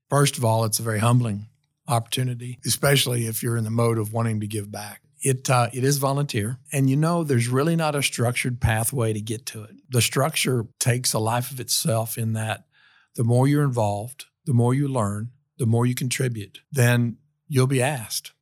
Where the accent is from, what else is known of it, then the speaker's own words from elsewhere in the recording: Tennessee, United States; also born or lived in Iowa / Knoxville, Tennessee; I was born in Iowa, of all places, in the heartland of America. And, um, you know, when I was about ten years old, our family moved to Tennessee